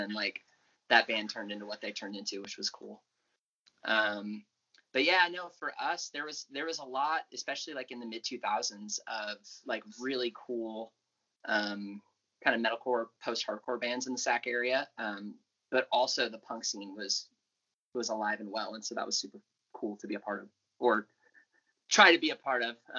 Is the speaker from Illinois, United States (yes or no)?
no; Elk Grove, California, United States; I'm actually from Elk Grove originally, which is, like, just south of Sacramento.